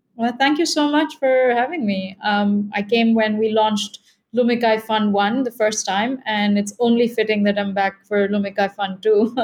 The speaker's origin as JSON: {"language": "English", "country": "India", "tie": "born or raised there", "moved": "yes", "said": "I grew up in India"}